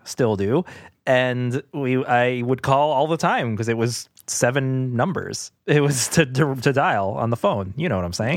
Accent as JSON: {"language": "English", "town": "New York City", "region": "New York", "country": "United States", "tie": "born or raised there", "said": "When we were growing up, so we're, we're from Queens"}